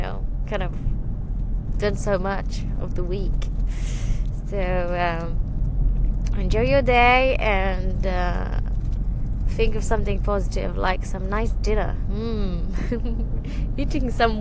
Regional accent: Romania; moved away as an adult; now in United Kingdom; we visited my hometown

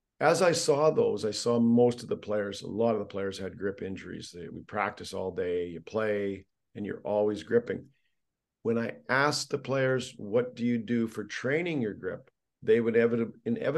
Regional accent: Canada; Being Canadian, I started with hockey

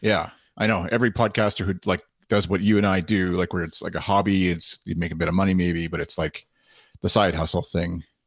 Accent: Canada; being Canadian

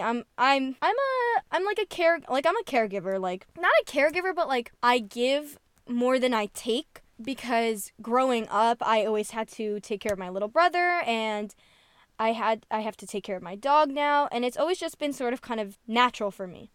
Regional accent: New Jersey, United States; I'm from New Jersey

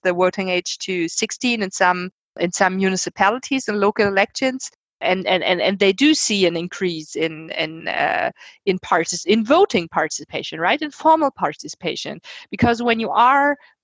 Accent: Germany; I'm from Germany

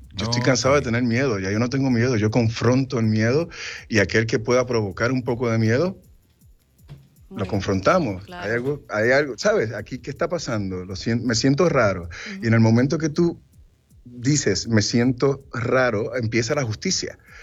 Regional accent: Puerto Rico; now in United States; Yo soy puertorriqueño hasta en la luna. Y toda mi familia vive en Puerto Rico. Yo me fui de Puerto Rico porque la carrera me lo exigió.

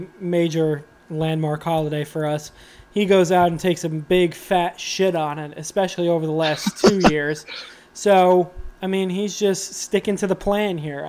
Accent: New York, United States; I grew up in New York

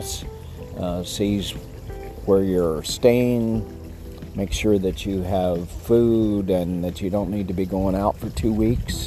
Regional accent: Texas, United States; I'm a Texan

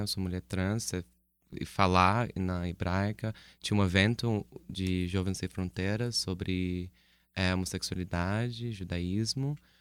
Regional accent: United States; now in Brazil; sou dos Estados Unidos originalmente

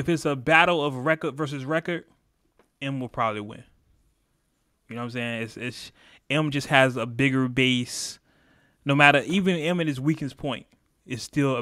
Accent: California, United States; I am from California, West Coast

